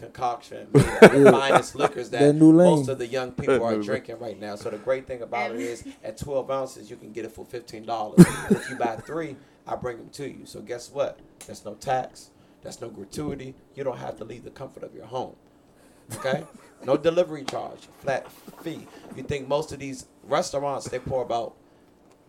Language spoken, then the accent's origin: English; Capitol Heights, Maryland, United States; I am a native of Capitol Heights, so this is an ode to my hometown